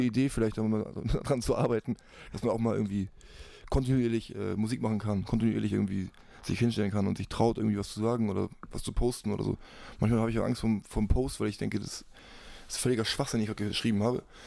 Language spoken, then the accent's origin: German; Hamburg, Germany; ich bin ja Hamburger, ich bin hier wegen Familie, mein Kind ist hier